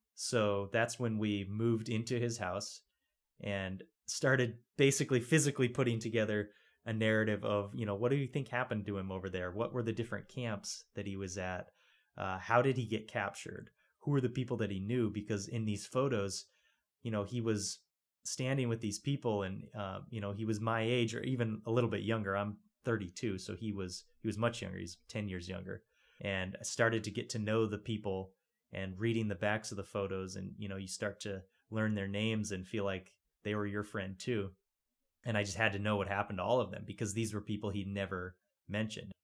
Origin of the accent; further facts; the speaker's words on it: Rock Springs, Wyoming, United States; moved away; also born or lived in Los Angeles; I was born and raised in Rock Springs, so kind of down in the southwest corner of the state.